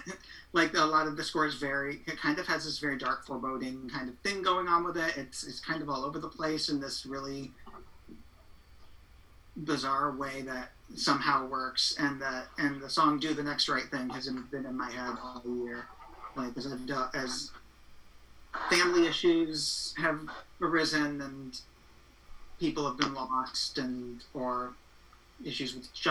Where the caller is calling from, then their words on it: Astoria, New York, United States; I'm zooming in from Astoria, New York.